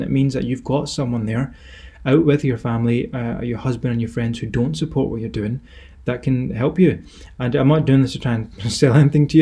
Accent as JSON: {"language": "English", "region": "Scotland", "country": "United Kingdom", "accent": "Scottish", "said": "my Scottish accent"}